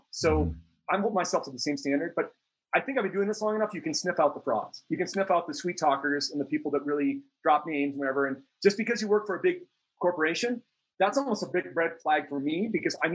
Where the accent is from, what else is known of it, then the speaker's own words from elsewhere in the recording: Minneapolis, Minnesota, United States; Minneapolis, Minnesota.